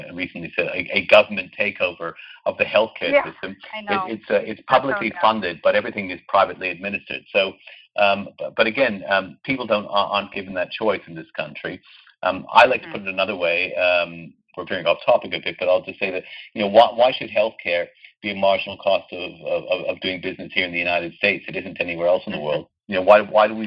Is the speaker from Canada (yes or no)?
yes; Canada; I come from Canada